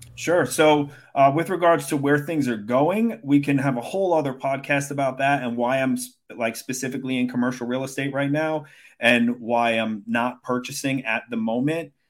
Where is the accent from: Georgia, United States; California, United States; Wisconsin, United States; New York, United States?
New York, United States; Brooklyn; I grew up in Brooklyn